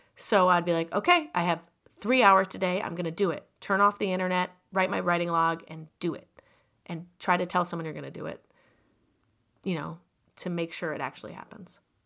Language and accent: English; California, United States; I'm from California